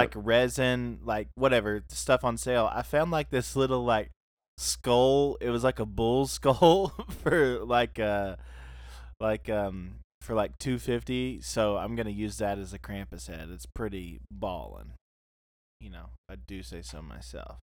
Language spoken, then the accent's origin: English; South Carolina, United States; also born or lived in Soddy-Daisy, Tennessee; now in Knoxville, United States; I was born in South Carolina